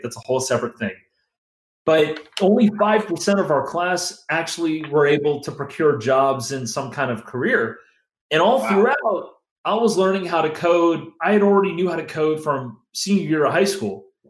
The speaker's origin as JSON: {"language": "English", "region": "Northern Virginia", "country": "United States", "tie": "born or raised there", "also_born_or_lived": "Pittsburgh", "said": "I grew up in Northern Virginia"}